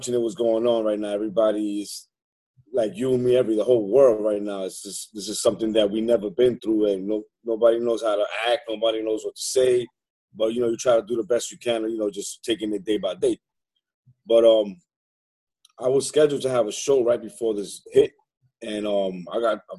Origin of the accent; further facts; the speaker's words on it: New York City, New York, United States; also born or lived in Manhattan; I was born in Manhattan. I grew up in the South Bronx in the early 70s